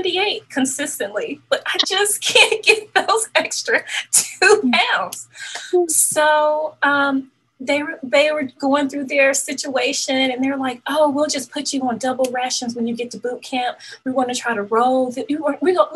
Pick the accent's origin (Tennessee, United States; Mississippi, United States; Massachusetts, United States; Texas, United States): Mississippi, United States; I can now get on the Air Force base in my hometown. I'm like, oh, I'm going to the military. I am getting out of Mississippi.